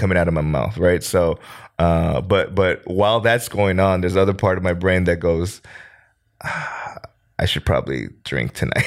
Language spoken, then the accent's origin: English; United States; now in South Korea; I'm an American